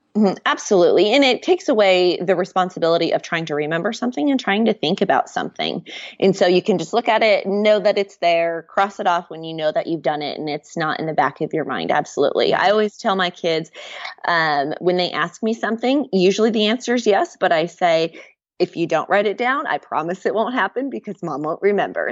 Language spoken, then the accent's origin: English; Nebraska, United States; moved away as an adult; now in Waco, United States; I've lived in Waco for about the last nine years. We're originally from Nebraska